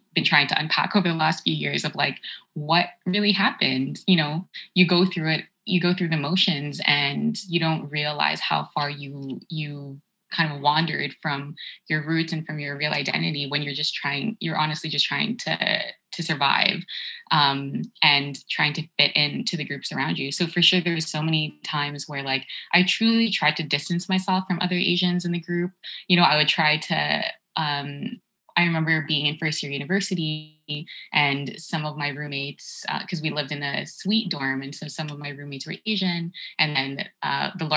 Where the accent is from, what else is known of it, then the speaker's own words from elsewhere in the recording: Toronto, Ontario, Canada; also born or lived in Markham, Ontario; until I was 12 years old, I grew up in Scarborough. And then we moved to Markham, which is like the suburb of Toronto